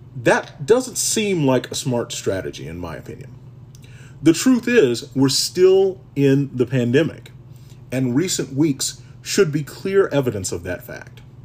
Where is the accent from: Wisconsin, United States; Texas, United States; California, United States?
Texas, United States; as a Texan